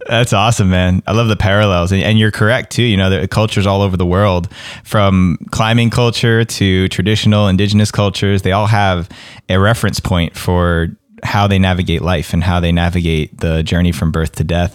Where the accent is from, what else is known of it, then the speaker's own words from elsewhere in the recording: East Coast, United States; moved away; where I grew up on the East Coast